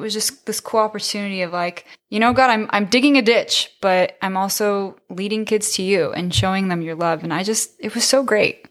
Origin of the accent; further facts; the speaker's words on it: San Diego, California, United States; I grew up in San Diego, right down the street from San Diego State.